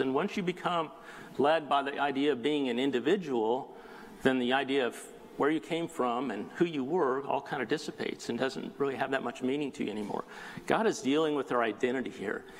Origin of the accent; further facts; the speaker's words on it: South Bay, Southern California, United States; also born or lived in Colorado; I grew up here in the South Bay